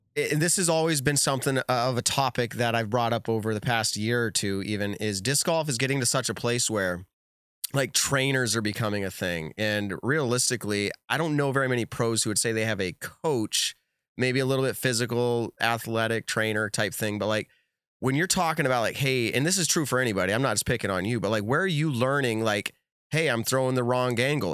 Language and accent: English; New England, United States; I'm also from New England